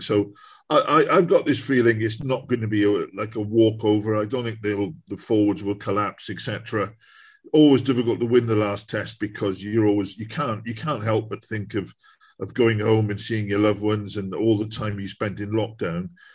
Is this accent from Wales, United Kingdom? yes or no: yes; Newport, Wales, United Kingdom; I was born in Newport